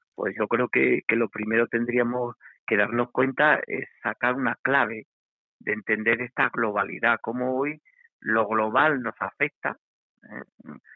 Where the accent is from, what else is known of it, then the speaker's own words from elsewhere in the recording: Extremadura, Spain; como, sociedad extremeña, como sociedad española, europea